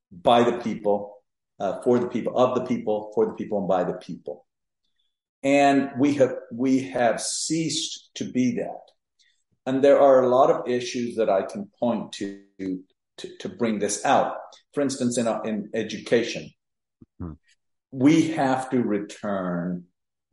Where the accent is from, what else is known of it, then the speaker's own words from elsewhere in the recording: Mexico; moved away as an adult; now in Texas, United States; I was born and raised in Mexico